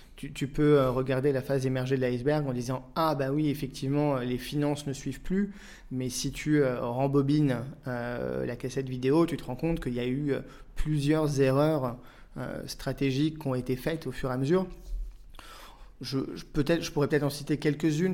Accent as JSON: {"language": "French", "town": "Auxerre", "region": "Bourgogne-Franche-Comté", "country": "France", "tie": "born or raised there", "also_born_or_lived": "Paris", "moved": "as an adult", "said": "Je suis né, j'ai grandi à Auxerre jusqu'à l'âge de 18 ans"}